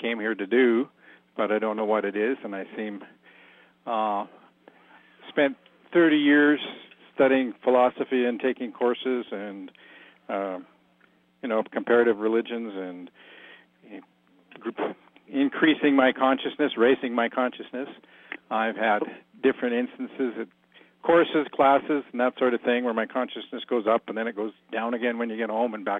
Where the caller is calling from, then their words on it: Alberta, Canada; From Southern Alberta, Canada.